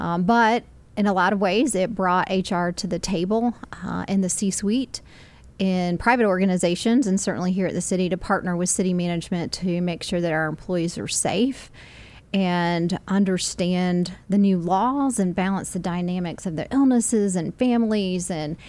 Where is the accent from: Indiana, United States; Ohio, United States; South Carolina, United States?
South Carolina, United States; Spartanburg; I grew up in Spartanburg.